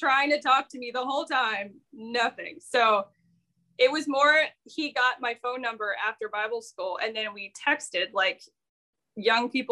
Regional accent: Ohio, United States; moved away as an adult; now in South Carolina, United States; I was from Ohio originally, and I moved to South Carolina when we got married.

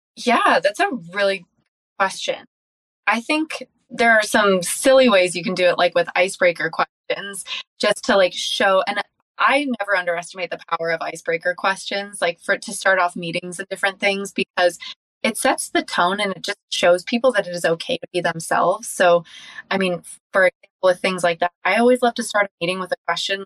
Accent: Encinitas, California, United States; I grew up in Encinitas, California

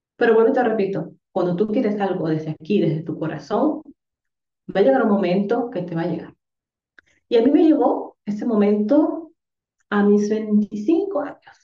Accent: Dominican Republic; moved away; also born or lived in Tenerife, Spain; yo soy dominicana

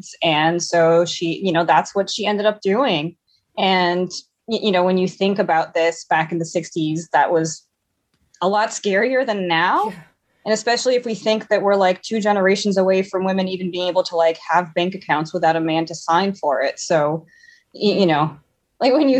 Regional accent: São Paulo, Brazil; now in Salem, United States; I was born in São Paulo, Brazil

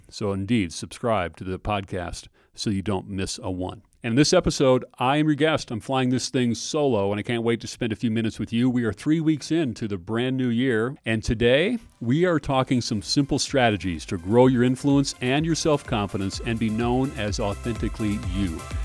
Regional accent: Minnesota, United States; I grew up in Minnesota

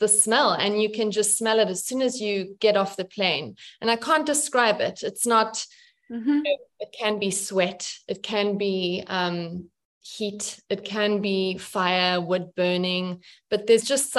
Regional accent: South Africa; moved away as an adult; I was born and raised in South Africa, and it's still in me

